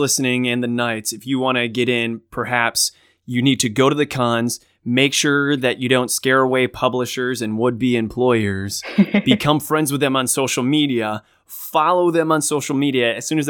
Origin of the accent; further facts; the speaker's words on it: Australia; And I'm Australian too.